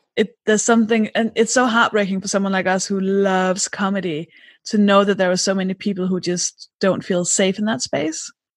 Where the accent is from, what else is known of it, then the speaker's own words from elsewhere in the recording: Denmark; English is a second language; moved away; I'm from Denmark.